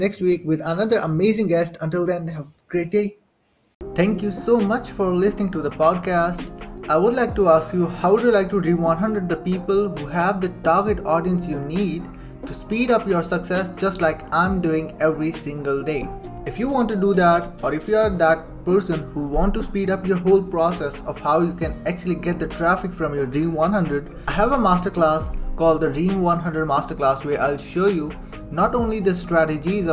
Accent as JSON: {"language": "English", "country": "Pakistan", "said": "I'm from Pakistan"}